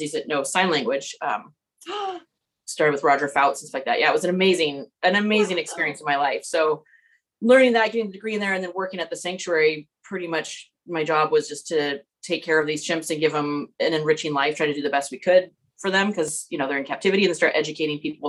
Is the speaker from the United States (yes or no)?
yes; Nevada City, California, United States; now in Marin County, United States; It's nice having the same hometown. Like, our families still live there. It's only 2.5 hours away. Coincidentally, it's the same hometown that Josh is from, Nevada City